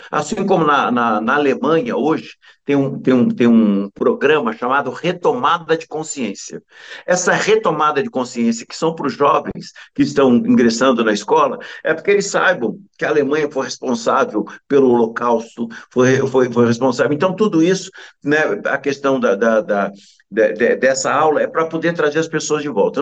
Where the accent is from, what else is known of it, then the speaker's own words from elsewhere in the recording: São Paulo, Brazil; Eu nasci numa região em São Paulo chamada Buraco do Sapo. Eu fui criado naquele lugar chamado Buraco do Sapo